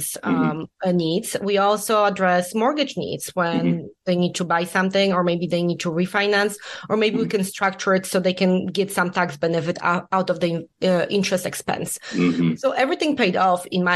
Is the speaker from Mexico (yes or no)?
no; Poland; English is a second language; moved away as an adult; also born or lived in Illinois; I was born and raised in Poland